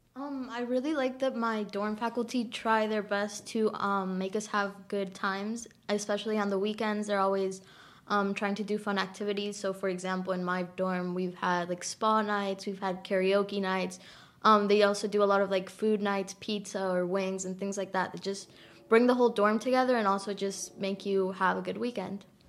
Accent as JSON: {"language": "English", "town": "Denver", "region": "Colorado", "country": "United States", "moved": "yes", "said": "I am a freshman from Denver, Colorado"}